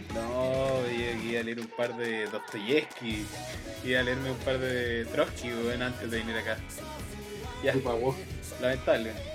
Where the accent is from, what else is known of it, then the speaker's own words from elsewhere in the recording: Chile; conozco a Chile porque soy de Chile